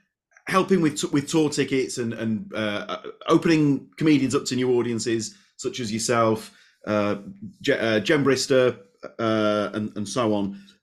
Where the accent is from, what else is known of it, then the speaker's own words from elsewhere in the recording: Leeds, Yorkshire and the Humber, United Kingdom; Now, I'm from Leeds.